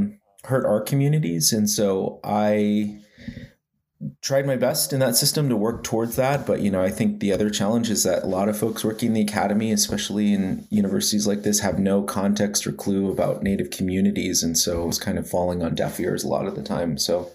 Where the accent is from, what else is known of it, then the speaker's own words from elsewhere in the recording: Arizona, United States; also born or lived in Lawrence, Kansas / Salie, Arizona; now in Tucson, United States; But I'm originally from the Navajo Nation in northeastern Arizona. I grew up in a few places, Lawrence, Kansas, and a place called Salie, Arizona. I live in Tucson now